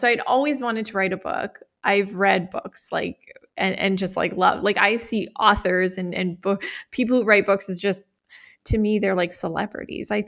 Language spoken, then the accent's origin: English; Calgary, Alberta, Canada; I am from Calgary, Alberta, Canada. So Canadian.